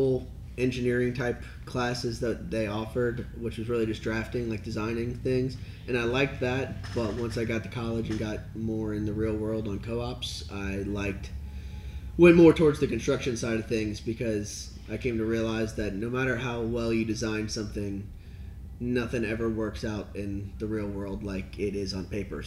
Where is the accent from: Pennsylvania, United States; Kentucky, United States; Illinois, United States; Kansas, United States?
Kentucky, United States; Highland Heights; also born or lived in Fort Thomas, Kentucky / Louisville, Kentucky; I'm from here, Campbell County. But yeah, I grew up, my dad lived in Fort Thomas, and my mom, Highland Heights